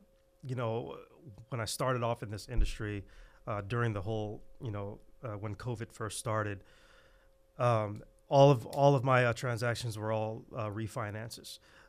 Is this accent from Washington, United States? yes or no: no; Fresno, California, United States; I was born and raised right here in Fresno. Very, very humble beginnings in a place called Dakota Woods, if any of you know where where that is.